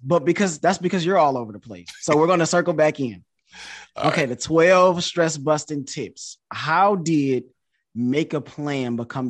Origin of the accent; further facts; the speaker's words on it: Detroit, Michigan, United States; also born or lived in Connecticut / China; now in Houston, United States; Like I'm from Detroit, but I live in Houston now. I've lived in Connecticut. I lived in China.